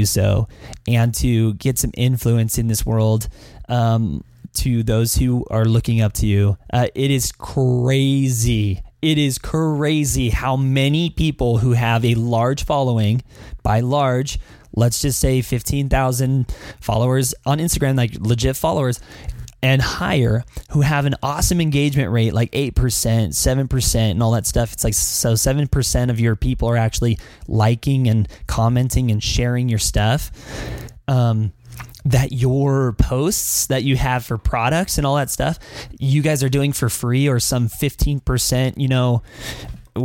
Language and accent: English; Las Vegas, Nevada, United States; also born or lived in Philippines; I'm from Vegas